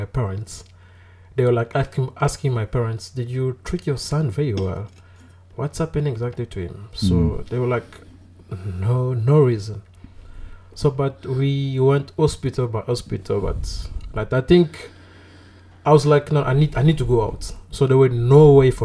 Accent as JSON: {"language": "English", "region": "Kinshasa", "country": "DR Congo", "tie": "born or raised there", "moved": "as an adult", "lives_now": "South Africa", "said": "I'm from Kinshasa. Okay. Yeah, it's born and raised there? Born and raised there"}